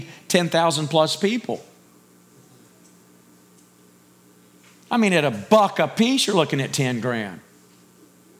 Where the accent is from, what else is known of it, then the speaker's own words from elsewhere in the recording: Texas, United States; Me being a Texan